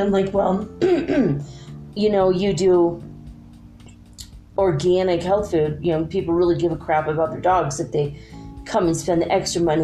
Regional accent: United States; I'm an American

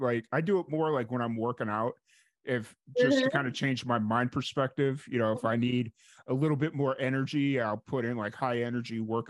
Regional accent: Chicago, Illinois, United States; But I grew up in South Chicago. So I grew up in the South suburbs of Chicago.

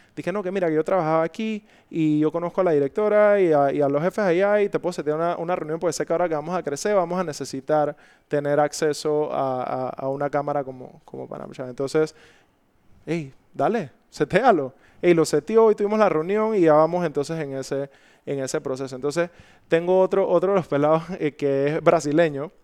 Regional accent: Panama; me tocó abrir la compañía, una compañía ya existente en mi país

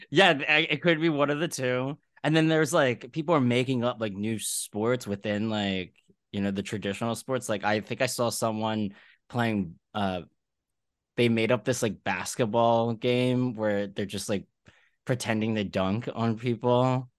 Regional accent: Philadelphia, Pennsylvania, United States; now in New York, United States; I'm from Philly

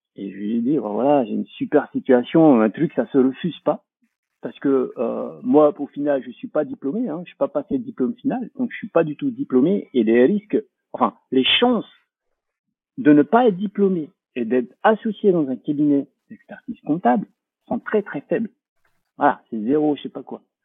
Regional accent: French Polynesia; moved away; also born or lived in France

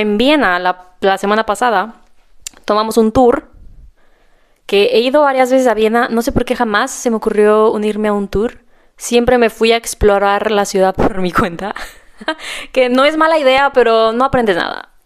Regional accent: Mexico; now in Austria; soy el regalo de Austria para México

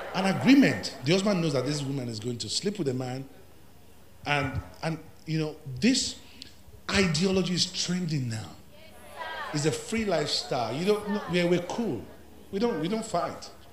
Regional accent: Ilorin, Kwara, Nigeria; I grew up among Muslims. I grew up in Ilorin

